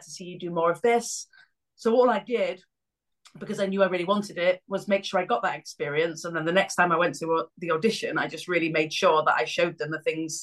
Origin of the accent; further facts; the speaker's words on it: Cleethorpes, Yorkshire and the Humber, United Kingdom; I joined an Amdram theatre company when I was about 14 in Cleethorpes, where I grew up